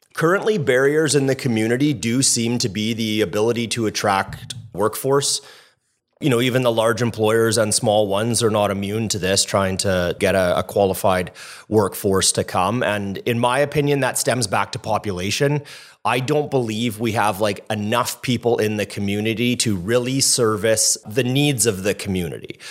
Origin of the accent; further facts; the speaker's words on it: Kitimat, British Columbia, Canada; also born or lived in Edmonton; I moved to Kitimat when I was four from Edmonton